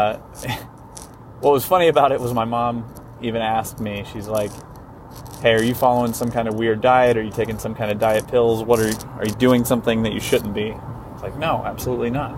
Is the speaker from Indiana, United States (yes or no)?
yes; New Castle, Indiana, United States; growing up in Eastern Indiana, there's not a whole lot